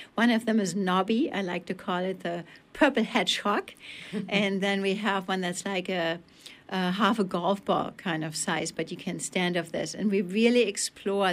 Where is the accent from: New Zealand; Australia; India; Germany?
Germany; accent: German; English is a second language; now in Belfast, United States; especially to my home country, and teach it in Germany